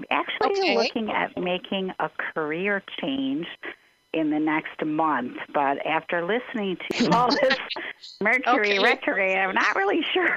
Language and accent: English; Park Ridge, Illinois, United States; now in Las Vegas, United States; I was born in Park Ridge, Illinois, I believe.